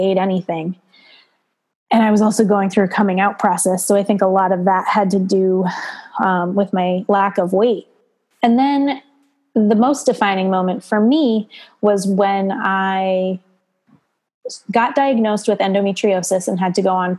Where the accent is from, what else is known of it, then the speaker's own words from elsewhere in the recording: East Coast, United States; moved away as an adult; now in Monterey Bay area, United States; I am originally from the East Coast and moved out here to California 6 years ago